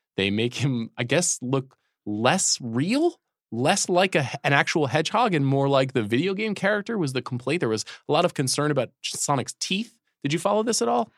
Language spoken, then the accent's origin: English; New York, United States; moved away; that's the New York in me coming down